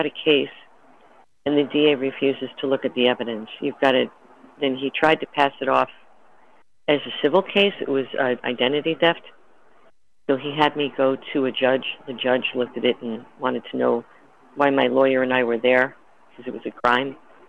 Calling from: Hawaii, United States; I'm calling from Hawaii.

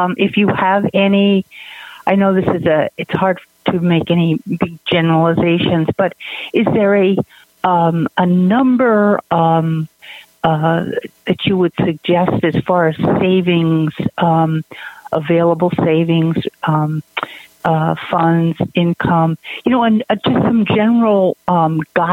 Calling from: Maine, United States; I'm calling from Maine.

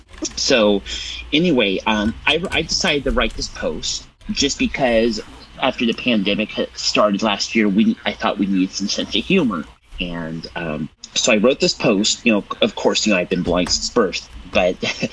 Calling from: Templeton, California, United States; I am part of the ACB Community Calls and Habit for going on a month now. I come to you from Templeton, California.

